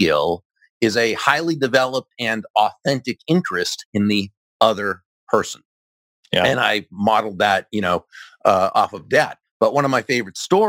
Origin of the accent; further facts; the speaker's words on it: Boston, Massachusetts, United States; I'm from Massachusetts, the greater Boston area